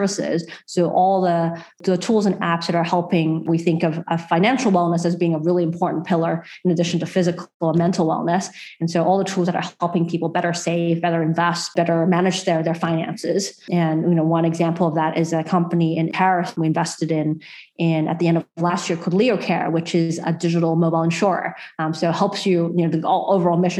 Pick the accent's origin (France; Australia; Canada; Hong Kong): Australia; I'm proud as an Australian